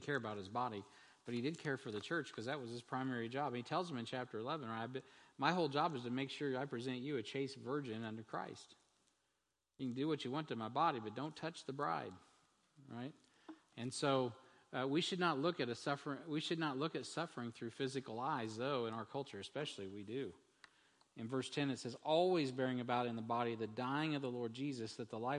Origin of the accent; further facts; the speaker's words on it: United States; As an American